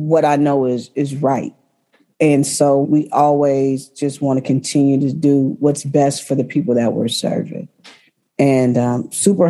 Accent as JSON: {"language": "English", "town": "Berkeley", "region": "California", "country": "United States", "tie": "born or raised there", "said": "I grew up in Berkeley, born and raised."}